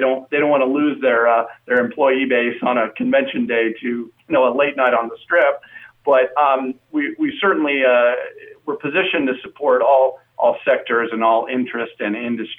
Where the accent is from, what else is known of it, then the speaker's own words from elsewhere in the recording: Napa, California, United States; now in Henderson, United States; I'm a Bay Area guy. I grew up in Napa, California, and so I went to, and folks still live there.